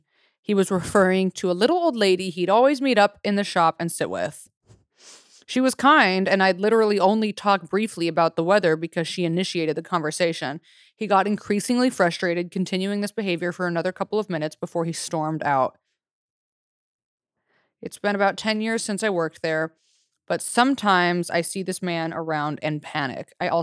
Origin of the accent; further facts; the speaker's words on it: Australia; I'm Australian. We have pies with meat in them.